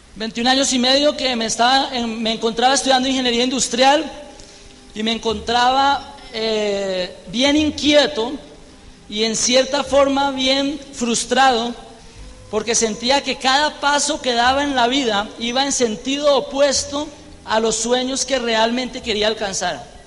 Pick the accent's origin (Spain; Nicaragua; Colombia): Colombia; moved away; also born or lived in Birmingham